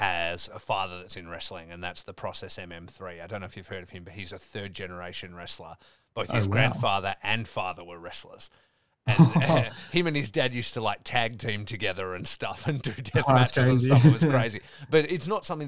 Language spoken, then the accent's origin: English; Australia; growing up in Australia